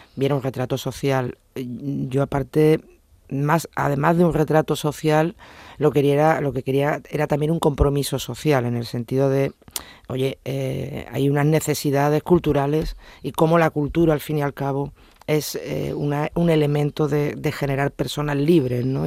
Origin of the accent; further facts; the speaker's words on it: Huelva, Andalusia, Spain; moved away as an adult; now in Seville, Spain; yo no soy de Sevilla, soy de Huelva, me vine aquí a hacer primero de Sevilla y primero de derecho